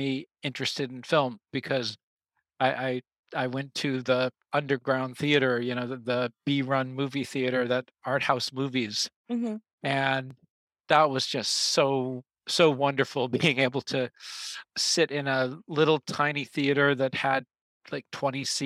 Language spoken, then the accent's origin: English; Amherst and Northampton, Massachusetts, United States; moved away as an adult; also born or lived in China / Europe; now in Osaka, Japan; I come from about 100 kilometers west of Boston